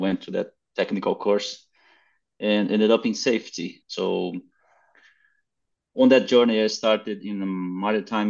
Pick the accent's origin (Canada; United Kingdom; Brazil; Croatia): Brazil; South Brazil; also born or lived in Queensland, Australia; I'm in Australia by now, but I'm coming from Brazil, from South Brazil.